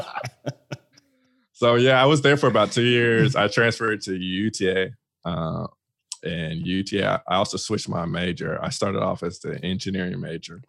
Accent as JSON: {"language": "English", "town": "Fort Worth", "region": "Texas", "country": "United States", "tie": "born or raised there", "said": "I am originally from Fort Worth, Texas. Born and raised"}